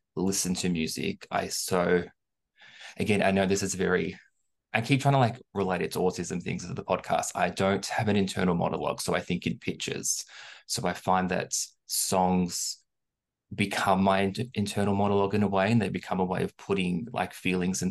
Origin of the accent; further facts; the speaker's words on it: Melbourne, Victoria, Australia; accent: Australian; I'm from Melbourne, so obviously we were the most lockdown city in the world